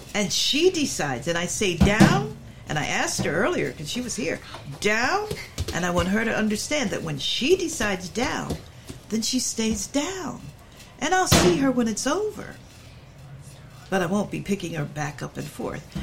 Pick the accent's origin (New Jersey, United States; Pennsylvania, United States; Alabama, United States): Pennsylvania, United States; Philadelphia; I'm from Philly